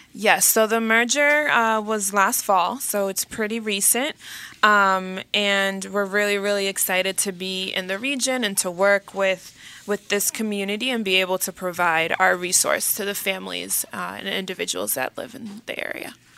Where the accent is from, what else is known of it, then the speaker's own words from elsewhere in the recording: Dominican Republic; first language Spanish; English is a second language; moved away; I was born in the Dominican Republic, so my native language is Spanish